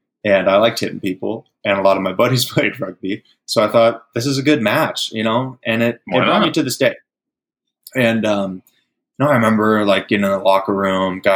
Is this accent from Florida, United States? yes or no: no; Sacramento, California, United States; I'm from Sacramento, California